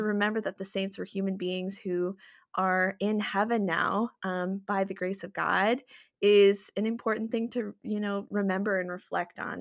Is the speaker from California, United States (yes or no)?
no; Minnesota, United States; I was born and raised in Minnesota